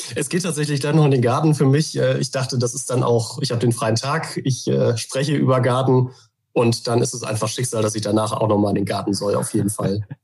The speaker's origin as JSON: {"language": "German", "region": "Hamburg", "country": "Germany", "tie": "born or raised there", "also_born_or_lived": "Oldenburg / Emsland", "moved": "as an adult", "said": "wohne in Hamburg, bin auch gebürtiger Hamburger"}